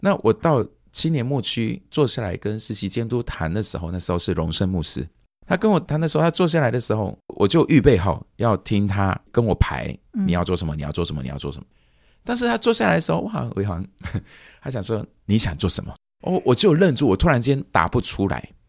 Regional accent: Malaysia; 他们听到我是从马来西亚来的，诶，外国，你是外国人哦

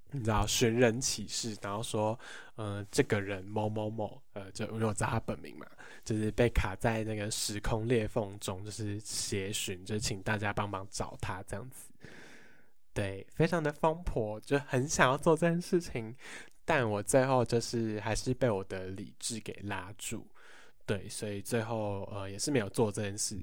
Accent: Hsinchu, Hsinchu City, Taiwan; 办在我的家乡新竹市

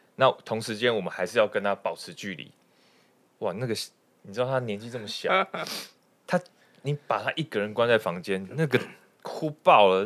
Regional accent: Tamsui, New Taipei, Taiwan; 回我们老家嗯。去淡水住

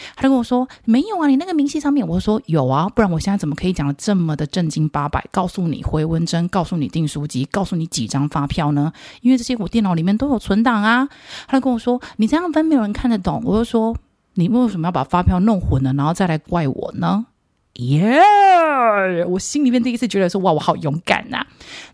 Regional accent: Taiwan; 我们中国人，台湾人

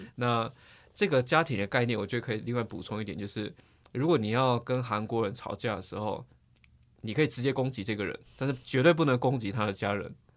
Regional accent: Taiwan; 我们台湾人可能又觉得，诶，蛮奇怪的，台湾人可能跟小朋友睡觉顶多，也许幼稚园就差不多了

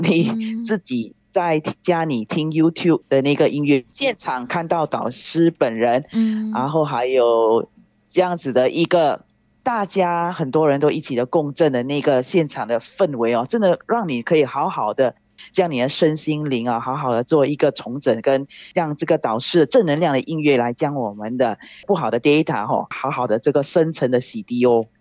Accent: Singapore; 我是来自新加坡的

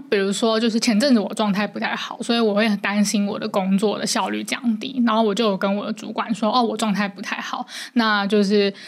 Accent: Taipei, Taiwan; 我是台北人，所以我在，我是不用负担房租的

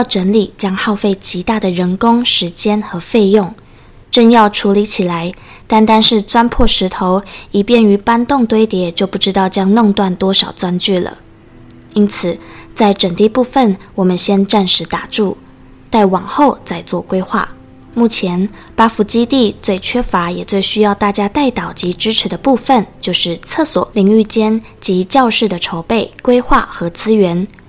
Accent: Changhua, Changhua County, Taiwan; 因为我是游子嘛，我的家乡在彰化，然后我大概已经快要三个月没有回家

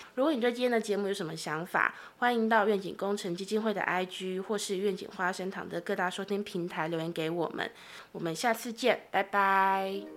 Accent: Tainan, Taiwan; now in Taipei, Taiwan; 我也是台南人，然后我现在在台北工作

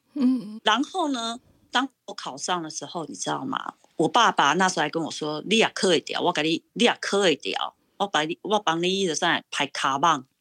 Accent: Pingtung County, Taiwan; moved away as an adult; also born or lived in Taipei / New York; now in Massachusetts, United States; 我是土生土长的屏东人，然后呢，我是在，呃，国中，呃，国中，我是统考生，然后我是十六岁，啊，离开家到台北国立艺专去读书

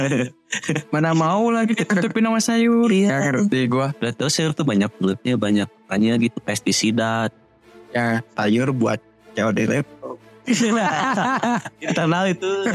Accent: West Java, Indonesia; gue orang Sunda

